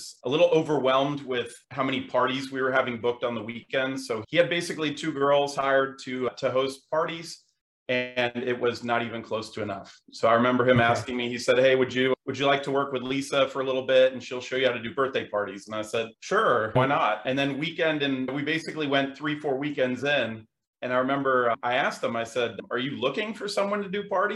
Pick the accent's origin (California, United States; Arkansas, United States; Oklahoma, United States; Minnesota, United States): California, United States; Los Angeles; now in Cary, United States; we grew up in Los Angeles